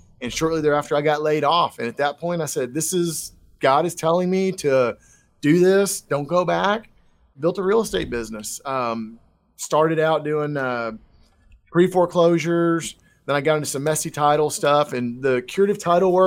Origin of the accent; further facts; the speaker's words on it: Texas, United States; born and raised in Texas, lived all across the state